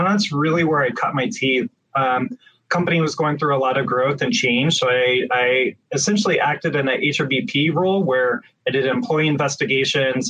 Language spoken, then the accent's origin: English; Midwest, United States; also born or lived in Phoenix, Arizona; now in Portland, United States; growing up in the Midwest, I missed the greenery